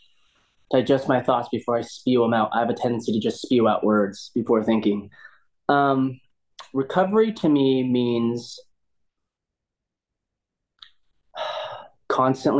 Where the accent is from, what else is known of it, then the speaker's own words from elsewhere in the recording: Southern California, United States; also born or lived in Huntington Beach; I grew up in SoCal, so I grew up skating and surfing my whole life.